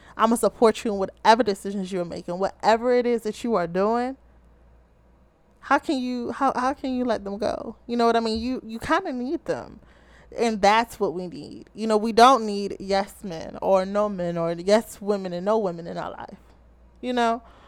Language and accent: English; Baltimore, Maryland, United States